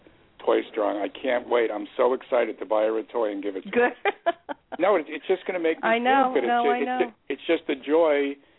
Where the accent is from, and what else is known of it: New York City, New York, United States